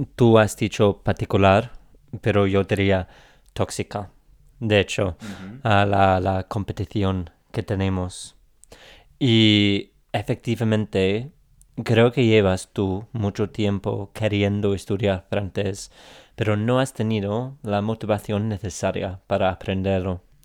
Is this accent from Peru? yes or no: no; England, United Kingdom; Spanish is a second language